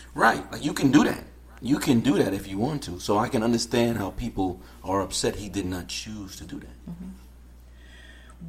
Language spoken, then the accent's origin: English; New York City, New York, United States; now in Palm Coast, United States; where I grew up in Queens, you had generations that lived in a certain area